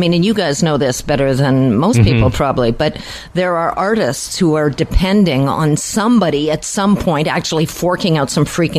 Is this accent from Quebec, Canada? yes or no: yes; Quebec, Canada; I am from Quebec.